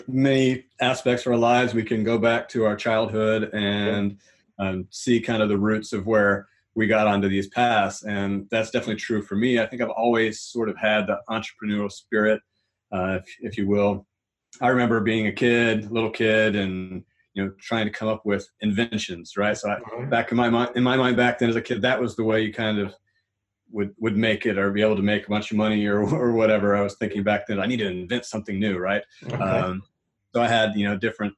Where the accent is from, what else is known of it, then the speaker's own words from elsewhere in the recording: Atlanta, Georgia, United States; I'm from Atlanta, Georgia. So that's in the Southeast United States